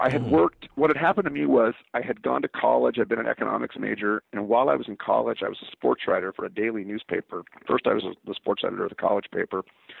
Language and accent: English; the Northwest, Pacific Northwest, United States; I was from the Northwest and I really wanted to live in the Northwest.